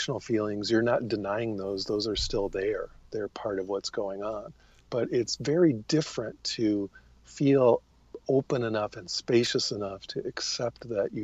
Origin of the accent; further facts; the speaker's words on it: United States; As an American